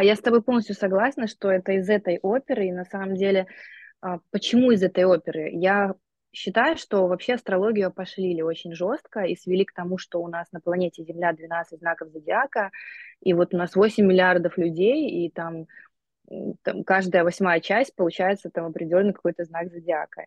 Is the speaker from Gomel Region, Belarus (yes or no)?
yes; Gomel, Gomel Region, Belarus; moved away as an adult; also born or lived in Texas, United States; now in Antalya, Turkey; Я сама из Беларуси, из Гомеля, и у нас была совершенно простая, обычная среднестатистическая семья постсоветская